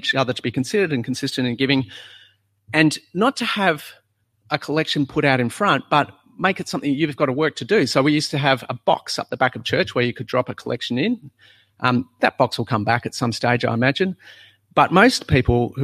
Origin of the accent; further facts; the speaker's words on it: South Australia, Australia; moved away; When we were in South Australia, you'd go to church on a Sunday